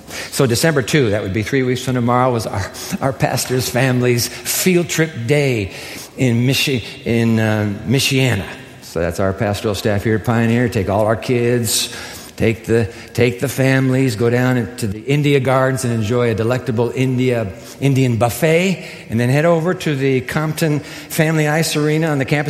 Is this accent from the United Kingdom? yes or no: no; Japan; I used to have ice skates as a boy growing up in Japan.